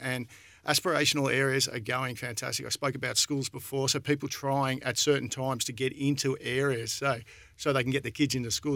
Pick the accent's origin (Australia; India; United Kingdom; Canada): Australia; Alexandra, Victoria; moved away; I'm born and bred in Alexandra